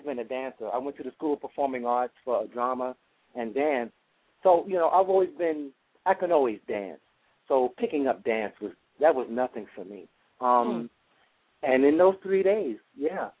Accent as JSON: {"language": "English", "town": "New York City", "region": "New York", "country": "United States", "tie": "born or raised there", "said": "I grew up in the Amsterdam houses on 64th and Amsterdam in New York City"}